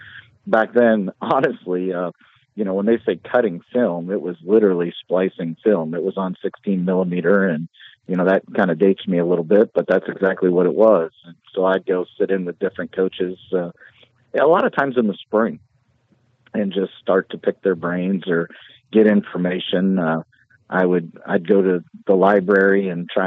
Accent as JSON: {"language": "English", "town": "Hamilton", "region": "New York", "country": "United States", "tie": "born or raised there", "also_born_or_lived": "Blair, Nebraska", "moved": "as an adult", "lives_now": "Maryville, United States", "said": "Grew up, all my family, everybody's from that area, all from about two or three counties in upstate New York, and grew up my entire, childhood there. Graduated from Hamilton Central High School"}